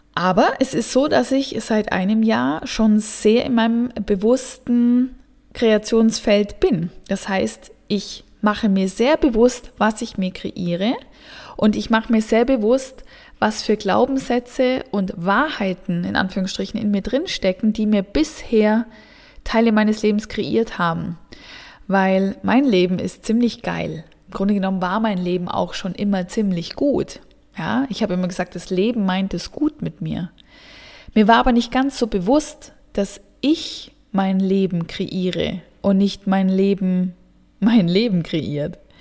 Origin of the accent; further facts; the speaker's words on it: Southern Germany, Germany; moved away as an adult; also born or lived in Central Switzerland; now in Switzerland; Ich komme ursprünglich aus dem Süden Deutschlands